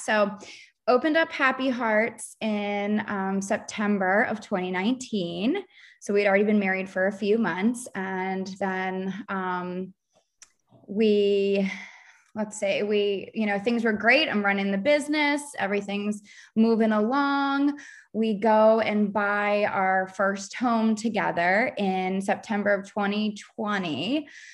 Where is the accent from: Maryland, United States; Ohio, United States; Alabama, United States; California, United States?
Maryland, United States; Baltimore; moved away as an adult; now in Charleston, United States; I'm from Baltimore, Maryland, living in the suburbs of Baltimore